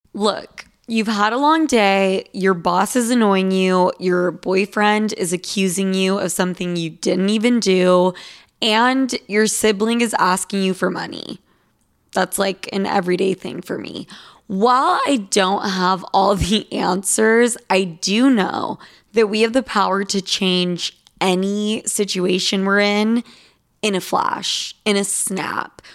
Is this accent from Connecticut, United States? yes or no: no; Salt Lake City, Utah, United States; now in New York, United States; I grew up in Salt Lake City, Utah